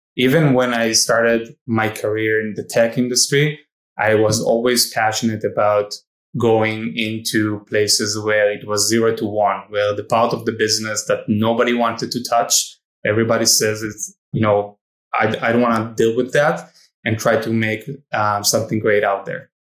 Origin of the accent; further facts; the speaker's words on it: Israel; I, I grew up in Israel